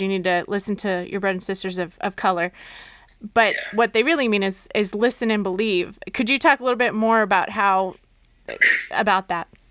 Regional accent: Southern California, United States; I'm from Southern California

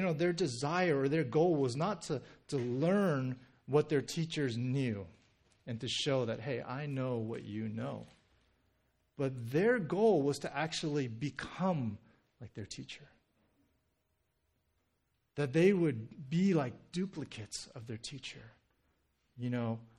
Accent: Southern California, United States; being born and raised in Southern California

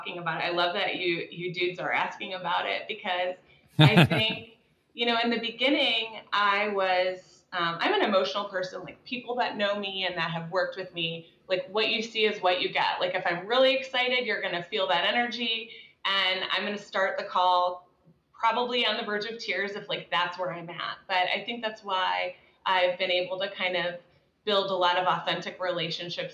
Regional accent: Dallas, Texas, United States; also born or lived in the Midwest; I grew up in Dallas

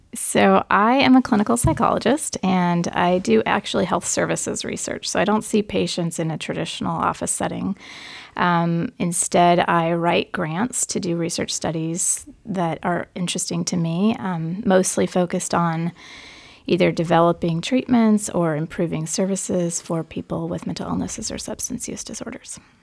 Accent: Forest Grove, Oregon, United States; I grew up in Forest Grove, Oregon, which is a small town about thirty miles west of Portland toward the beach.

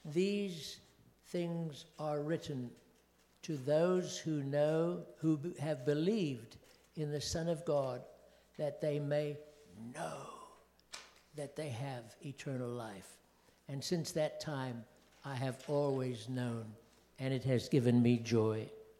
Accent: KwaZulu-Natal, South Africa; born there; first language Zulu; English is a second language; I was born in Africa of missionary parents in Zululand, South Africa. Zulu was my baby language.

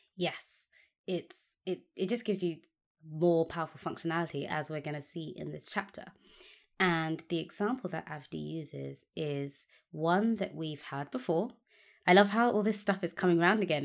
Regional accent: United Kingdom; as a British person

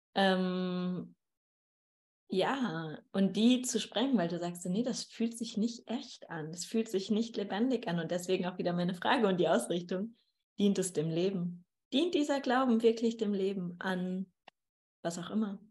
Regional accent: Dortmund, North Rhine-Westphalia, Germany; moved away; Und ich komme ja aus dem Ruhrgebiet, also aus Dortmund

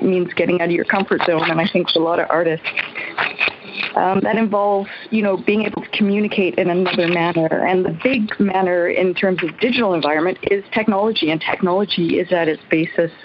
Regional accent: Newfoundland and Labrador, Canada; I'm from Newfoundland. currently calling from Cornerbrook

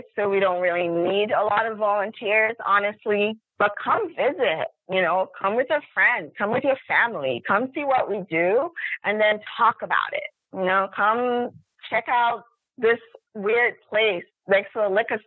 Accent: Lagos, Nigeria; now in New York City, United States; I was born and raised in a city. I grew up in Nigeria, in Lagos. And then I came to New York.

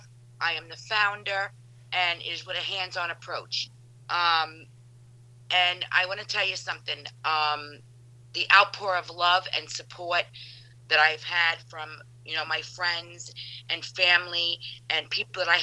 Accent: Jersey City, New Jersey, United States; I am a New Jersey native, born and raised in Jersey City

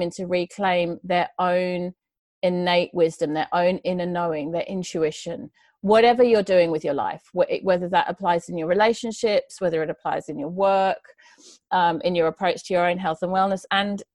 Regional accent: United Kingdom; moved away as an adult; also born or lived in Sydney, Australia; now in Australia; I grew up just outside of London in the countryside in England.

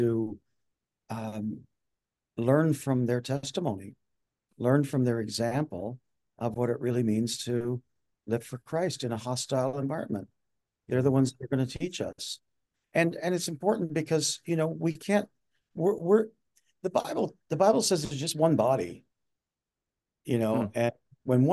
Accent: Newfoundland and Labrador, Canada; moved away; I came from Newfoundland

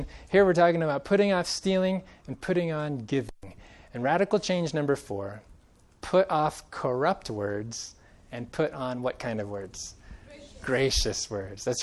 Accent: Central Valley of California, United States; now in Colorado, United States; Growing up in the Central Valley of California

